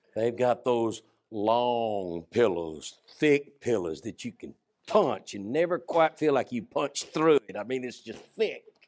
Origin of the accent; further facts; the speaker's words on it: United States; growing up in the America I've grown up